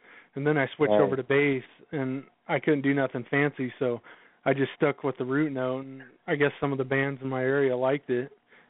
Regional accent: Oregon, United States; I'm from Oregon.

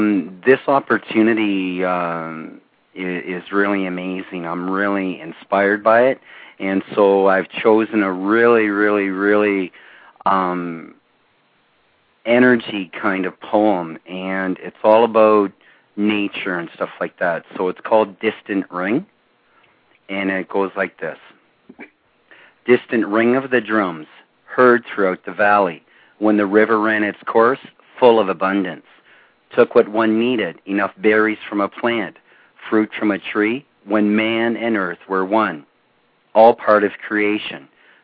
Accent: Ontario, Canada; Canada. We are on the border, the international border with Northern Michigan.

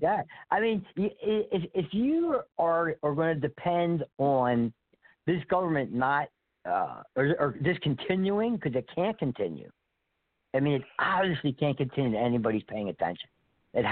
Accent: Philadelphia, Pennsylvania, United States; moved away; I was born and raised in Philadelphia

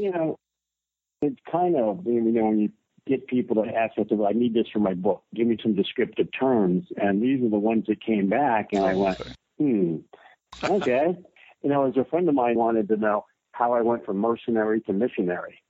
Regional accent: North Carolina, United States; moved away; I was born in North Carolina, and then I traveled all over the countryside and many parts of the world

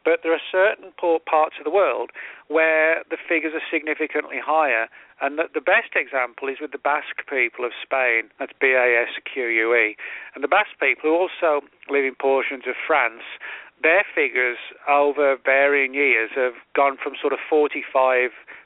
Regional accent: England, United Kingdom; moved away; I'm originally from England

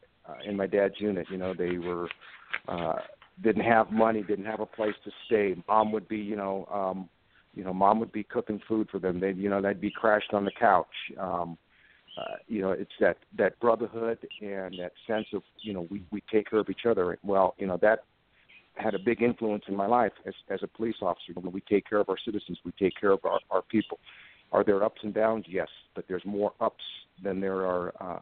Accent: Fort Buckner, Okinawa, Japan; I used to watch all those old TV shows growing up on Fort Buckner, Okinawa

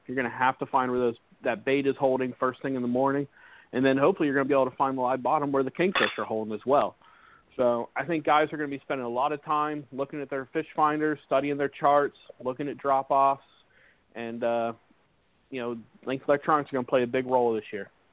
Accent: Florida, United States; back into Florida, back into my home state

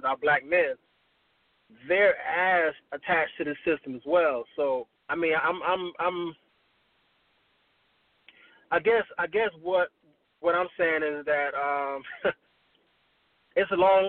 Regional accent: Miami, Florida, United States; now in Tallahassee, United States; I'm originally from Miami

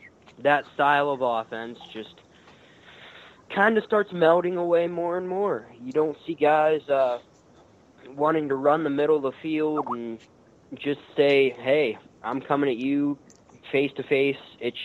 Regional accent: Ohio, United States; growing up in Ohio, being in a small town, you play I formation football

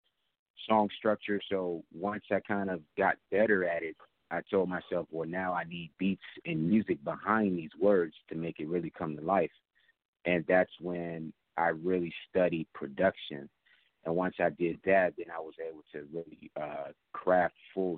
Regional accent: New York City, New York, United States; now in Atlanta, United States; I'm from Queens, New York

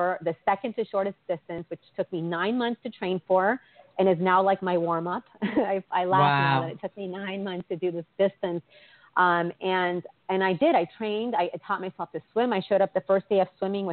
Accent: East Coast, Virginia, United States; also born or lived in Washington, D.C.; I'm from the East Coast. My parents are Colombian and immigrated to Northern Virginia. I went to college in D.C.

